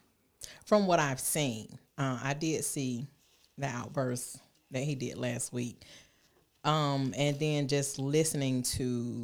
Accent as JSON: {"language": "English", "town": "College Park", "region": "Georgia", "country": "United States", "tie": "born or raised there", "said": "Southside, born and raised."}